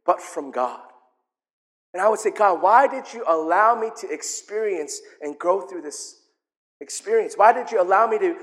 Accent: South Korea; I'm from Korea.

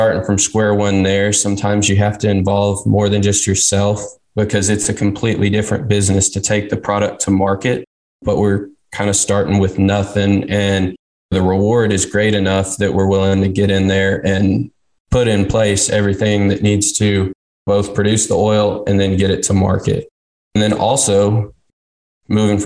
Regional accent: Texas, United States; I'm from Texas. Always grew up around people in the business.

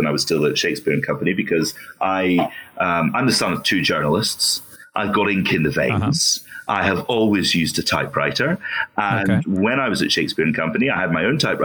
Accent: Falkirk, Scotland, United Kingdom; now in Edinburgh, United Kingdom; I grew up mostly in Falkirk, which is just down the road from Edinburgh

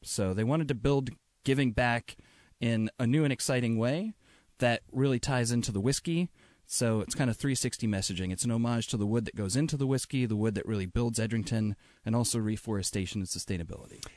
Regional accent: Connecticut, United States; also born or lived in New York; now in Seattle, United States; I'm from Connecticut, but yeah, I was living in New York for, for a handful of years

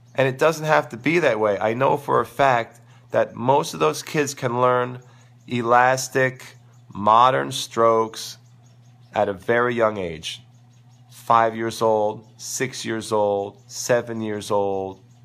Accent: New York City, New York, United States; growing up in New York City

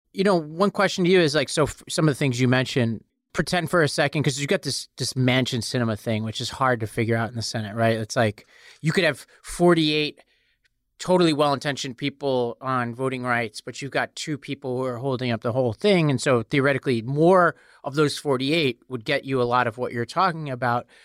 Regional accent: New York City, New York, United States; I come from Staten Island, New York

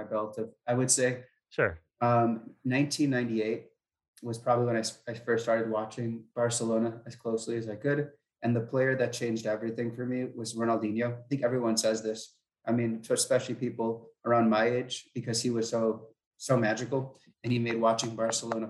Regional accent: Minnesota, United States; I'm from Minnesota

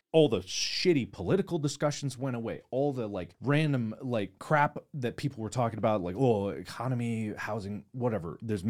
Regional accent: Cincinnati, Ohio, United States; Because I'm from Cincinnati. I'm still proud, even though they lost.

